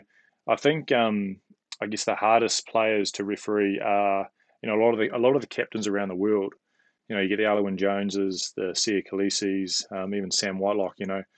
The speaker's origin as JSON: {"language": "English", "region": "Tasman", "country": "New Zealand", "tie": "born or raised there", "also_born_or_lived": "Dunedin / Wellington", "lives_now": "Auckland, New Zealand", "said": "I grew up in Tasman. I studied in Dunedin. I lived in Wellington and, you know, now I live in Auckland."}